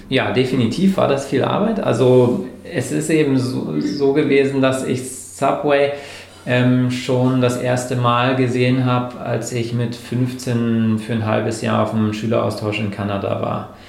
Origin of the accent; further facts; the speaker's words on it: Bremerhaven, Bremen, Germany; moved away as an adult; bin dann äh, aus meiner Heimatstadt Bremerhaven nach ähm, Bremen gegangen